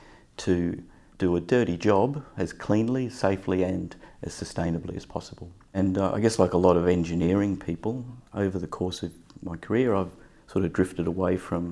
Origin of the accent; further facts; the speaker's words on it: Rockhampton, Queensland, Australia; I grew up in Rockhampton, central Queensland.